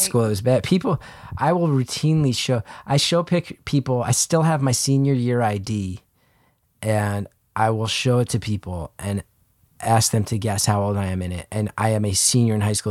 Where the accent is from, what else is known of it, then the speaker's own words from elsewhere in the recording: New Jersey, United States; growing up in New Jersey, there's a strong culture of just, like, greasy food